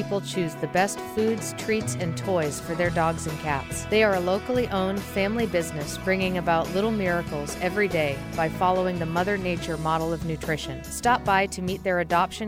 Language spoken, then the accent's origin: English; Massachusetts, United States; now in Seattle, United States; I'm from New England, and I grew up in Massachusetts